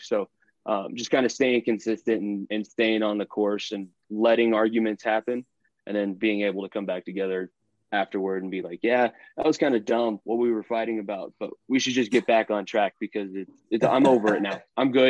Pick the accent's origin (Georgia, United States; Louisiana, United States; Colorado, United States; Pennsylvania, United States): Colorado, United States; but I've lived and born and raised in Colorado.